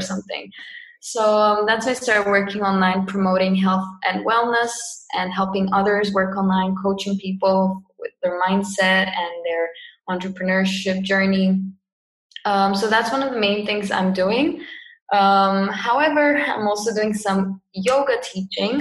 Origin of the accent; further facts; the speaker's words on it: Cyprus; moved away as an adult; also born or lived in England; I'm from Cyprus. Um, yeah, born here, lived here my whole life